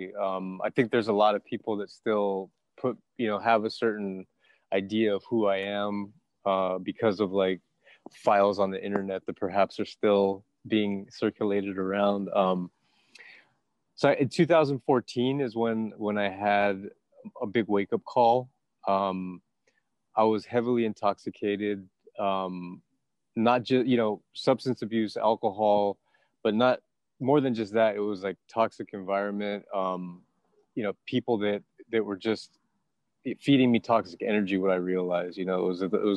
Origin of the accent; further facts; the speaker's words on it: San Diego, California, United States; moved away as an adult; also born or lived in New York / Texas; Right now I'm in San Diego, California, actually, my hometown.